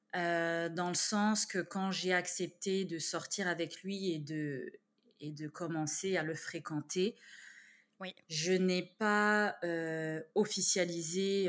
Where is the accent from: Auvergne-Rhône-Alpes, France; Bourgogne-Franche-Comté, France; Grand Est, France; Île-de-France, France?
Bourgogne-Franche-Comté, France; Besançon; moved away as an adult; also born or lived in Canada; now in Montreal, Canada; je suis née dans une ville qui s'appelle Besançon, mmh en Franche-Comté